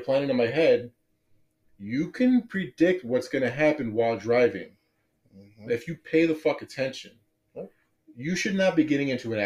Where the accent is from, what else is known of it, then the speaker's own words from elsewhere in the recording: Chicago, Illinois, United States; I'm from Chicago, I'm from a bigger city